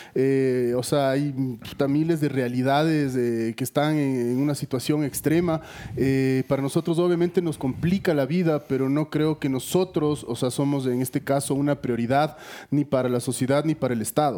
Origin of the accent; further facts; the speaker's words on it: Ecuador; como sociedad ecuatoriana entendamos que esto es un fracaso de todos